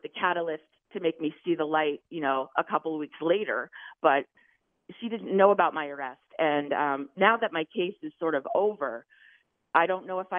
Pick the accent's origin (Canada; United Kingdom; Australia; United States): United States; Maine; moved away; I'm from Maine, so I was in Maine with my family